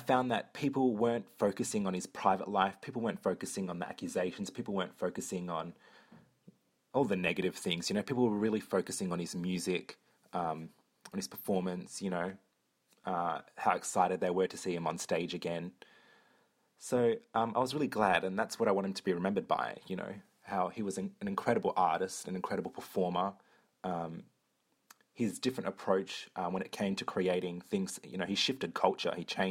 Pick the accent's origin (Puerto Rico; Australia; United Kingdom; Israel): Australia; Perth, Western Australia; I'm from Perth, Australia